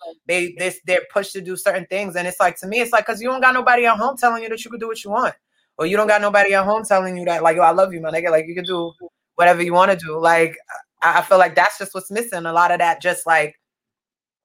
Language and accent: English; Milton, Massachusetts, United States; I grew up in Milton